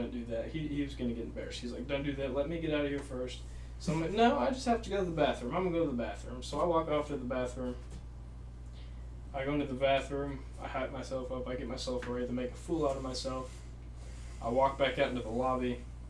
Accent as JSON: {"language": "English", "region": "Wisconsin", "country": "United States", "also_born_or_lived": "southeastern Oklahoma", "moved": "yes", "lives_now": "Oklahoma, United States", "said": "right now we're all living in southeastern Oklahoma. I'm from Wisconsin. I moved here in 2014"}